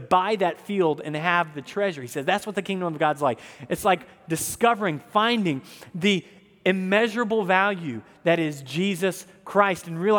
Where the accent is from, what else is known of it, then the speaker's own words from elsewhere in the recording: the South, United States; Many of you might not know I grew up in the South.